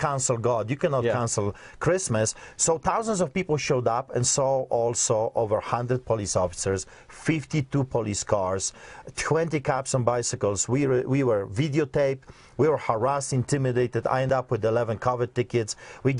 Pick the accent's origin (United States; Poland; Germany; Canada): Poland; moved away; I grew up behind the Iron Curtain, so I've seen the atrocities of the communists, but also I grew up in Poland.